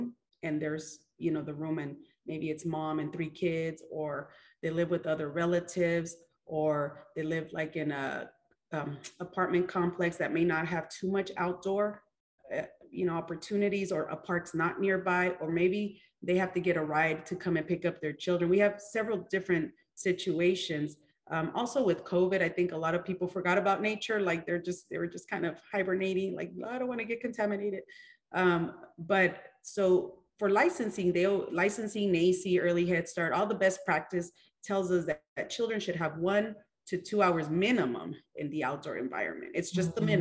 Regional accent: California, United States; moved away; I'm from California.

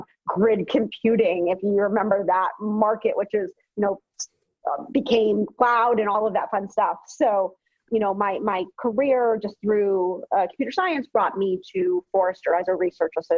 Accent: Boston, Massachusetts, United States; I'm from Boston

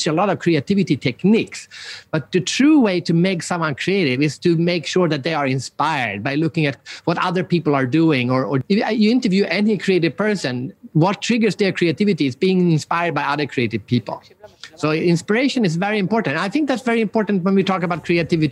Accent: Sweden; I'm from Sweden

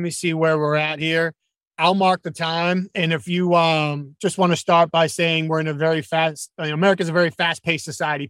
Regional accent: Northeast, United States; now in Southeast, United States; I grew up in the Northeast, get to the point or get out. Now I live in the Southeast

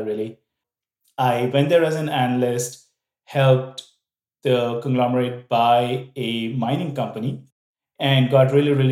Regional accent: India; moved away as an adult; also born or lived in Vietnam; I am from India. I grew up there, did all of my education there

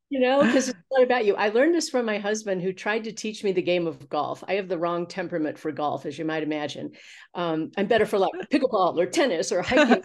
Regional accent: Missouri, United States; also born or lived in Los Angeles; now in Santa Fe, United States; I'm from Missouri. We had a farm in the country, so I was a little private school snob during the week, but on the weekends, oh my gosh, we were raising black Angus cattle

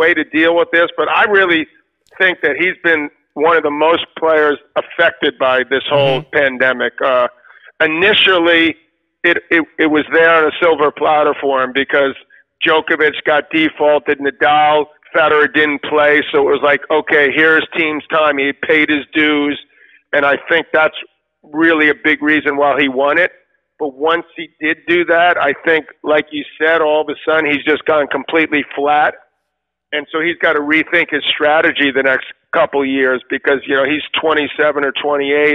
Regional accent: New York City, New York, United States; two kids like us growing up in Queens

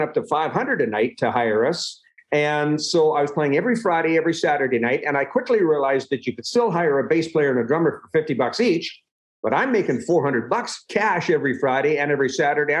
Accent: Tomahawk, Alberta, Canada; also born or lived in Edmonton, Alberta / Victoria, British Columbia; I grew up on a cattle ranch west of Edmonton, a little town called Tomahawk, Alberta. I was born in Edmonton, but a little later in my life, as I was growing up, we moved out to Tomahawk.

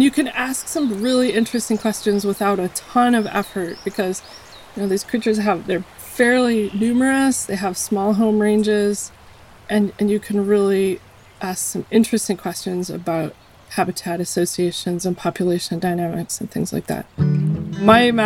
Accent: Colorado, United States; now in Yukon River village, United States; I grew up in Colorado in the mountains and spent most of my childhood outdoors whenever I could be.

